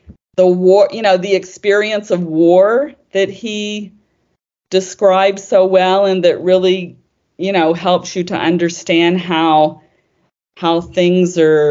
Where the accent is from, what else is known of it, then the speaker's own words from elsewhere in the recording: Deep South, United States; I grew up in the Deep South